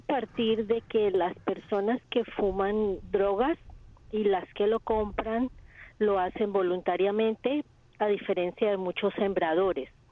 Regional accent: Colombia; moved away; Colombia, que es el país donde yo nací.

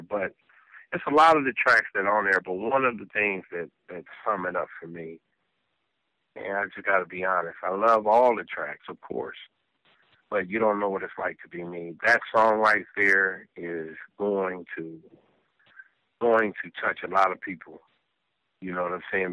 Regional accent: Los Angeles, California, United States; also born or lived in South Bronx, New York; I was born in South Bronx, but moved to the West Coast when I was like uh, three years old

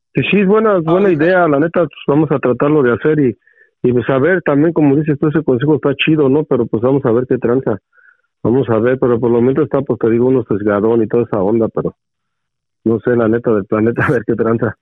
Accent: Mexico City, Mexico; moved away; soy chilango, hijo, soy chilango

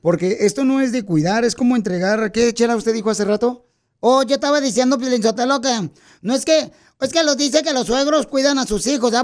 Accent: Mexico; now in United States; nosotros con los que venimos de México

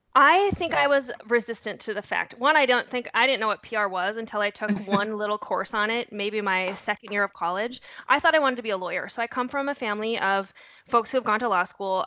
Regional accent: North Dakota, United States; I am originally from North Dakota. You'll hear a horrible accent thrown in there. Um, I might drop a you betcha now and again

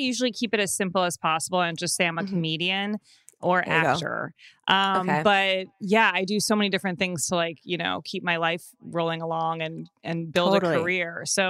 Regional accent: Evanston, Illinois, United States; Yeah, I grew up in Evanston, right outside of Chicago.

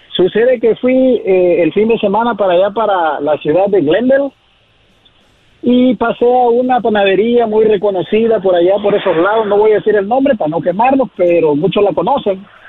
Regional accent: Acapulco, Guerrero, Mexico; now in Santa Maria, United States; de la costa chica de Guerrero, de Acapulco, Guerrero

